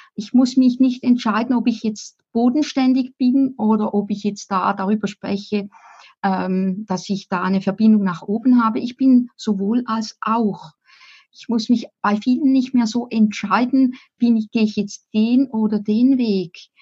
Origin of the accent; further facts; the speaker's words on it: Appenzell, Switzerland; Ich bin im Appenzellerland aufgewachsen